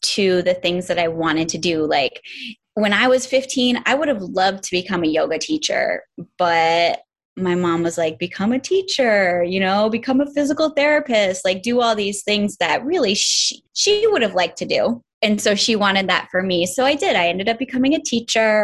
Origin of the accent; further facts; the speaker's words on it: upstate New York, United States; I'm from New York. I'm from way upstate New York, really close to the Canadian border. So I grew up